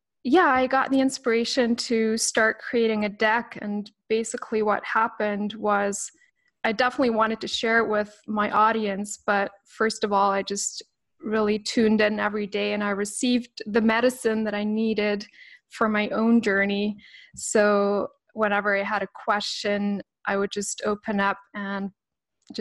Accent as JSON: {"language": "English", "country": "Canada", "tie": "born or raised there", "also_born_or_lived": "Switzerland", "moved": "yes", "lives_now": "British Columbia, Canada", "said": "I had just come back to Canada, which is my beloved childhood home"}